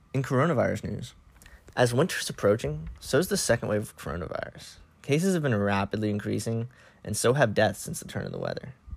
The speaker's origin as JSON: {"language": "English", "town": "Cambridge", "country": "United States", "tie": "born or raised there", "said": "in my hometown, nobody wears masks. And rules aren't even enforced regarding masks. Like, I can go to the Walmart in Cambridge"}